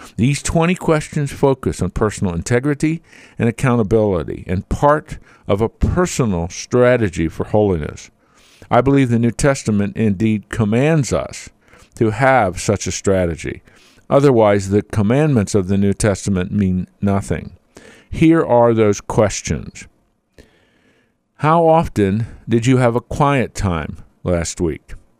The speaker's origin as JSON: {"language": "English", "region": "Pennsylvania", "country": "United States", "tie": "born or raised there", "said": "I was born and raised in Pennsylvania"}